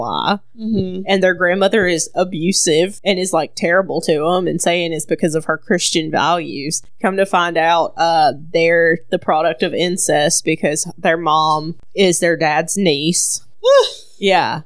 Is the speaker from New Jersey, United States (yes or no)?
no; Mississippi, United States; we're from Mississippi